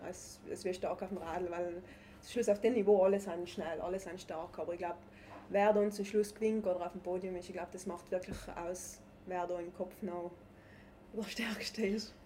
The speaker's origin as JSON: {"language": "German", "area": "South Tyrol", "region": "Trentino-Alto Adige", "country": "Italy", "said": "das Skifahren bei uns in Südtirol ist einfach Kultursport"}